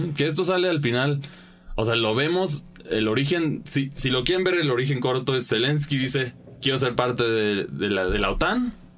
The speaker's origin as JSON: {"language": "Spanish", "country": "Mexico"}